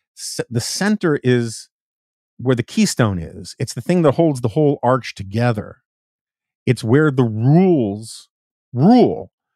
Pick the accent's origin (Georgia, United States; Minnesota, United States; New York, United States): New York, United States; New York City; I grew up in New York City, um, not far from